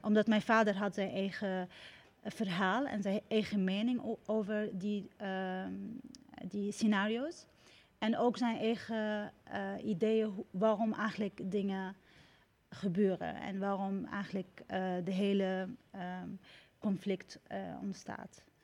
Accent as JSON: {"language": "Dutch", "country": "Syria", "tie": "born or raised there", "moved": "yes", "lives_now": "Netherlands", "said": "het land waar ik geboren ben"}